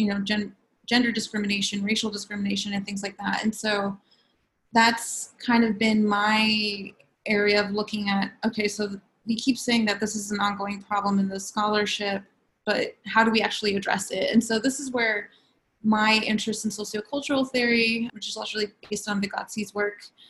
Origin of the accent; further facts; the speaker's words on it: Los Angeles, California, United States; moved away as an adult; also born or lived in San Bernardino, California; now in State College, United States; I'm originally from Los Angeles, California, and I moved out here about 3 summers ago